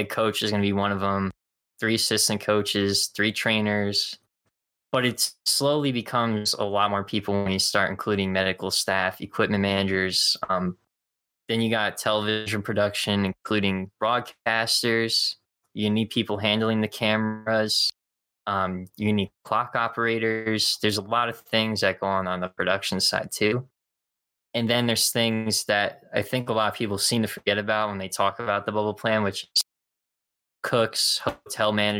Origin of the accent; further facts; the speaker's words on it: New Jersey, United States; I'm from North Jersey.